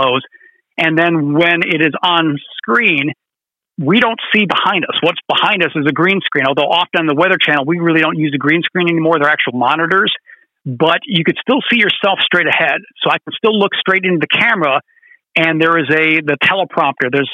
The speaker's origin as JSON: {"language": "English", "town": "Detroit", "region": "Michigan", "country": "United States", "tie": "born or raised there", "moved": "yes", "said": "I grew up in the Metro Detroit area"}